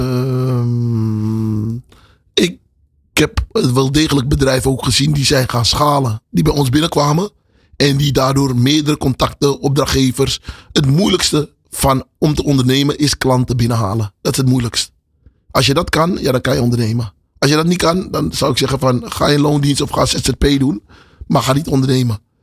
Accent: Amsterdam, North Holland, Netherlands; also born or lived in Paramaribo, Suriname; toen verhuisde ik naar Amsterdam-West. Oké. En, daar ben ik eigenlijk opgegroeid. Amsterdam-West, Westerparkbuurt.

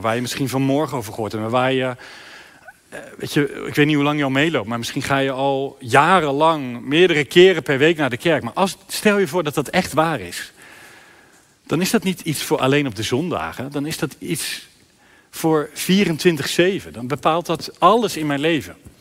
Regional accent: Sluis, Zeeland, Netherlands; in mijn stadje, in mijn sluis

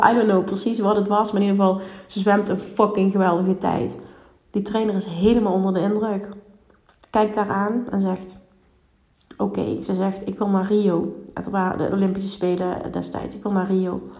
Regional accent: Limburg, Netherlands; Heel veel oordelen op mezelf, überhaupt omdat ik uit Limburg kom.

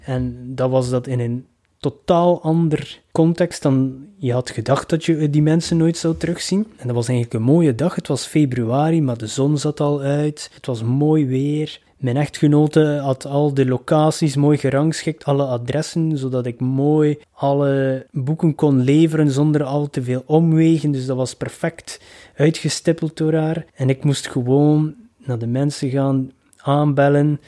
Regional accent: Ostend, Flanders, Belgium; in mijn thuisstad, Oostende.

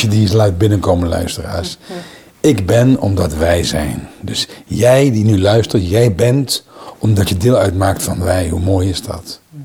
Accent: Limburg, Netherlands; opgegroeid in Limburg

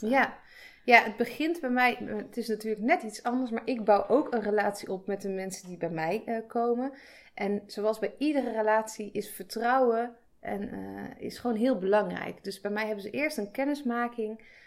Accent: a village near Breda, North Brabant, Netherlands; ik kom uit Breda. Daar ben ik in een dorpje in de buurt opgegroeid

